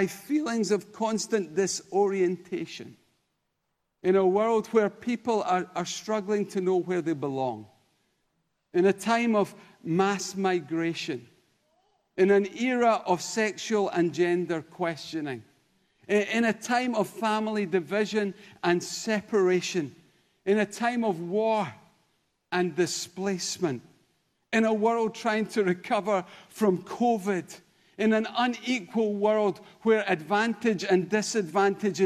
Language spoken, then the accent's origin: English; Denny, Scotland, United Kingdom; now in Kirkintilloch, United Kingdom; originally? Well, a little village called Denny. Today? Kirkintilloch. Generally? Scotland